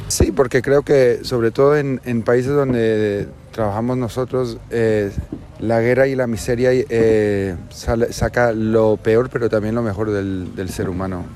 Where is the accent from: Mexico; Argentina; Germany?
Germany; Berlin; Yo soy de Berlín, eh, tengo una madre latina, por eso hablo español, pero obviamente vivimos en, en Alemania